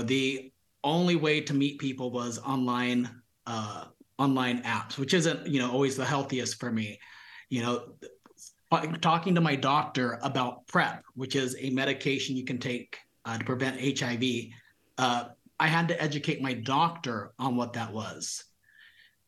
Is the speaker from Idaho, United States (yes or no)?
no; Visalia, California, United States; also born or lived in San Francisco; I grew up here in Visalia in the 90s